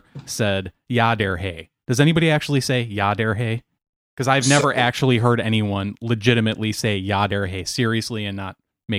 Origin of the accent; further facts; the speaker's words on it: Racine, Wisconsin, United States; also born or lived in Minnesota; now in Atlanta, United States; And like I said, my sister and I grew up in Racine.